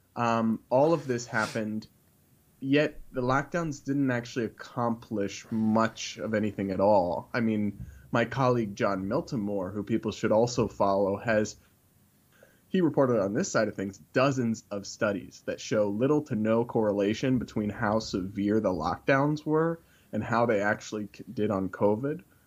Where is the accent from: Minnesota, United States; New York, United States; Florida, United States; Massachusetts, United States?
Massachusetts, United States; I'm from New England. I'm from Massachusetts